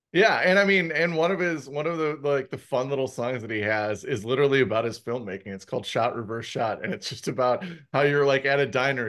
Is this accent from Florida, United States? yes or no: no; Milwaukee, Wisconsin, United States; now in Arizona, United States; I grew up in the Midwest. So I had summer fests back in Milwaukee